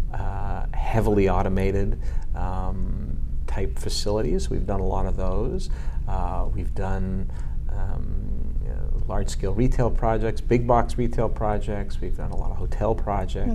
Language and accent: English; Montreal, Quebec, Canada; I'm a Montrealer, born and bred. I grew up. Uh, I grew up in Montreal.